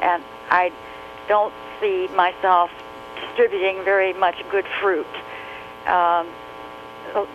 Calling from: Michigan, United States; I'm calling from Michigan.

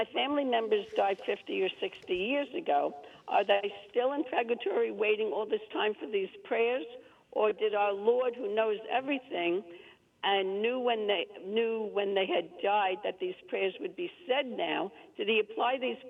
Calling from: New York, United States; also born or lived in Long Island; Well, actually, I am upstate now. I used to live on Long Island, but I'm upstate now.

